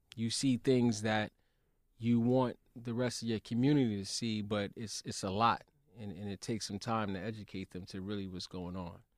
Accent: New York City, New York, United States; growing up in Brownsville, where it was an air of lawlessness in Brownsville and East New York

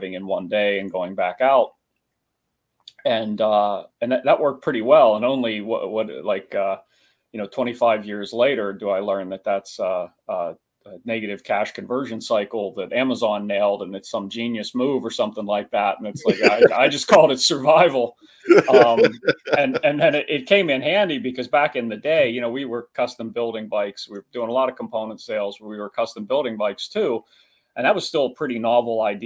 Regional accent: East Coast, United States; moved away as an adult; also born or lived in southwestern Pennsylvania; growing up on the East Coast

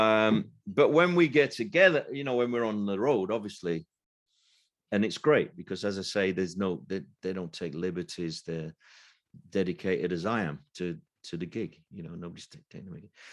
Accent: Sheffield, Yorkshire and the Humber, United Kingdom; now in London, United Kingdom; I've lived in London now most of my life, but m, I'm from Sheffield originally

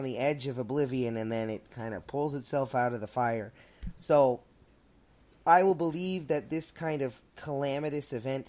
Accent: Baltimore, Maryland, United States; I grew up in Baltimore.

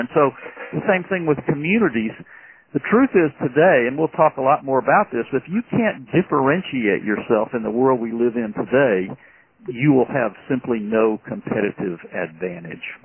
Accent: Birmingham, Alabama, United States; I grew up in Birmingham, Alabama

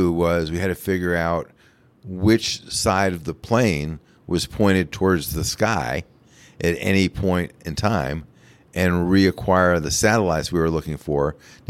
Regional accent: New York, United States; now in Littleton, United States; I grew up just outside of New York City.

